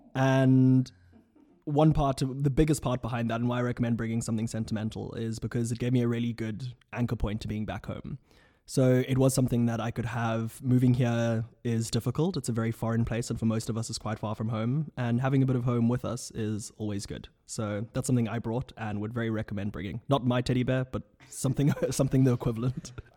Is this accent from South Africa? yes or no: yes; South Africa; moved away as an adult; now in Oxford, United Kingdom; from South Africa at large